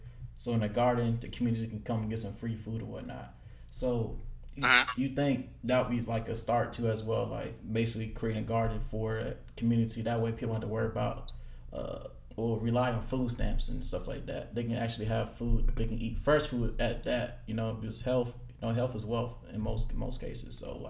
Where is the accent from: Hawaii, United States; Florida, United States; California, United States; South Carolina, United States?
South Carolina, United States; Charleston; I'm from Charleston, the Johns Island area in Charleston. So like from the Charleston area